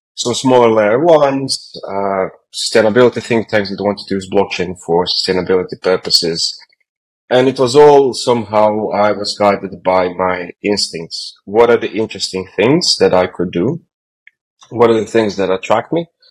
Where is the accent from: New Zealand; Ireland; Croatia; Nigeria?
Croatia; moved away; I'm originally from Croatia